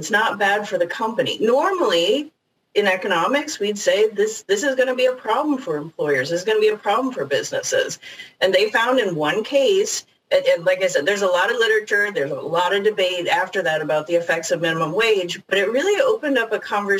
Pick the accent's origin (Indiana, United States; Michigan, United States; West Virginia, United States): Indiana, United States; I grew up in Indiana, close to an interstate.